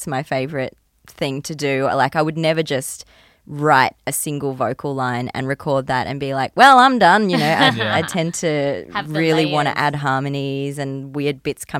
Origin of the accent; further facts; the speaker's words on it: Port Douglas, Queensland, Australia; also born or lived in Gold Coast; I was growing up in Port Douglas. I don't think they even had a string program in Port Douglas. We were just like running around eating mangoes off the ground. but then my family moved to the Gold Coast, the echelon of creativity of Australia.